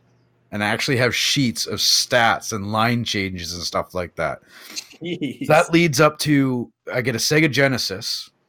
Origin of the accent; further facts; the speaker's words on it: Canada; I remember being Canadian also.